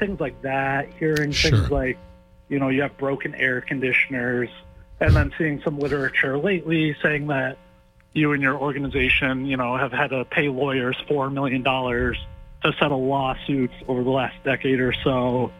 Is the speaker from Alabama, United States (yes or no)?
no; Maine, United States; moved away; I'm originally from Maine.